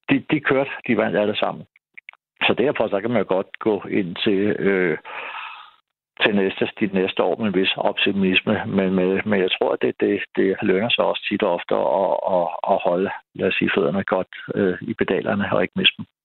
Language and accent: Danish; Denmark; det synes jeg som dansker